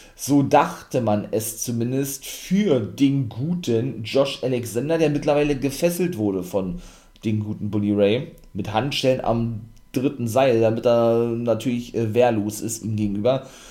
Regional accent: Germany; hier bei uns in Deutschland

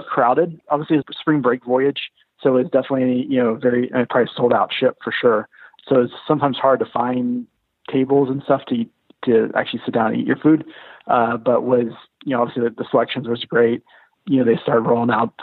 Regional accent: Texas, United States; moved away; I'm originally from Texas

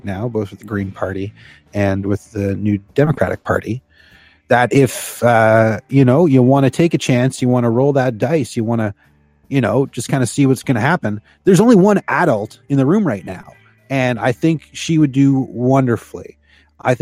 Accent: Canada; we are Canadian

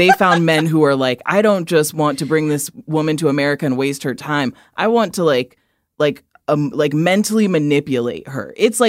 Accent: Midwest, United States; I'm from the Midwest

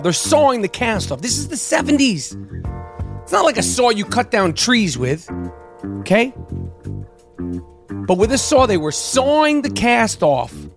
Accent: New York City, New York, United States; In the 70s, you know, I grew up in Manhattan

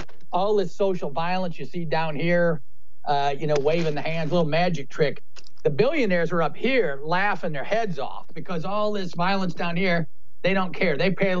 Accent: Midwest, United States; I'm from the Midwest. Can't pull it off.

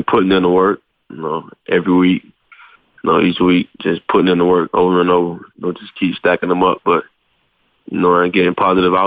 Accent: Miami, Florida, United States; moved away as an adult; Back home, back in Miami

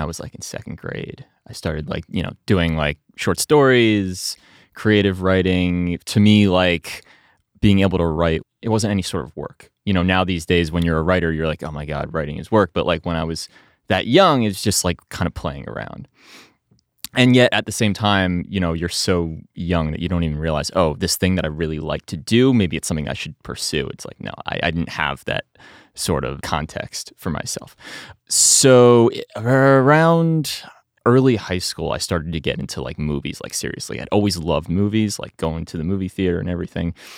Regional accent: New Jersey, United States; I grew up in New Jersey

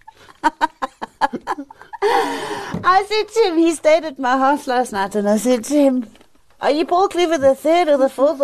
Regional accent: South Africa; I was born in South Africa. I was raised by a black lady called Lizzie

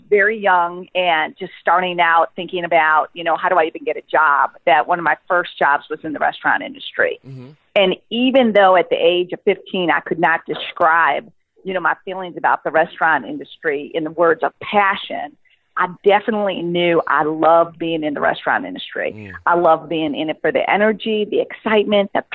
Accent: Chicago, Illinois, United States; I'm from Chicago

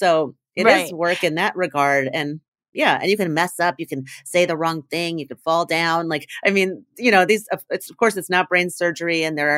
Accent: Indiana, United States; moved away as an adult; I mean, I left my town, I grew up in Indiana and went to college in New York.

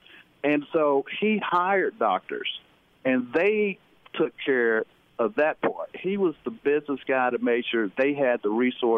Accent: Denton, Texas, United States; I grew up in Denton, Texas, you know, small town.

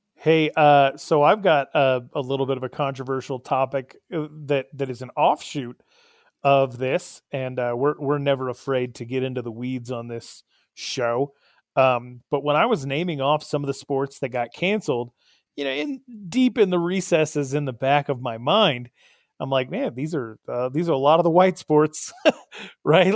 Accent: Arizona, United States; my home state

